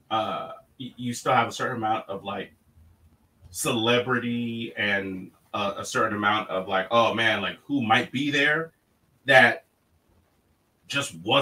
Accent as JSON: {"language": "English", "town": "Los Angeles", "region": "California", "country": "United States", "tie": "born or raised there", "said": "growing up in Los Angeles"}